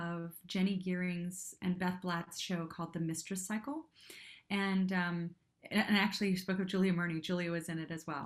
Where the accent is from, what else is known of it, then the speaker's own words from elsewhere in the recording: Cincinnati, Ohio, United States; moved away as an adult; also born or lived in Japan; now in New York, United States; I'm from Cincinnati, outside of Cincinnati. I'm from Ohio